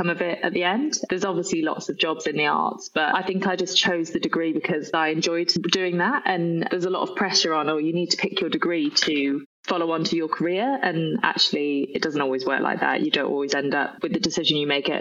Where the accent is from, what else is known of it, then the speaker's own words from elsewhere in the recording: Nantwich, North West England, United Kingdom; moved away as an adult; also born or lived in London; I'm actually from Cheshire. It's a place called Nantwich, but nobody's ever really heard of it. I grew up on a dairy farm in the middle of nowhere